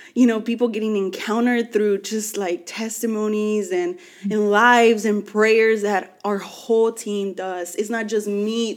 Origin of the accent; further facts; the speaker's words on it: Los Angeles, California, United States; also born or lived in Mexico; I'm from